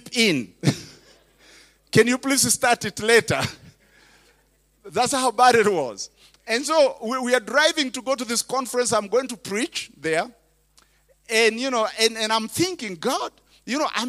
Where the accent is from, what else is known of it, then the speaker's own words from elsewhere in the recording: Kenya; English is a second language; moved away as an adult; now in United States; I was a preacher from Kenya